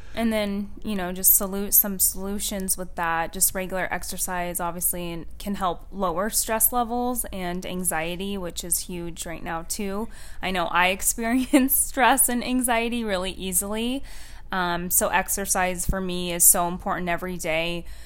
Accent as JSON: {"language": "English", "region": "Washington", "country": "United States", "moved": "yes", "said": "I'm from Washington"}